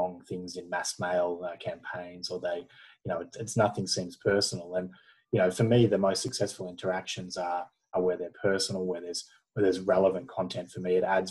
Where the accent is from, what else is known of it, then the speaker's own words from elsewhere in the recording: Australia; being Australian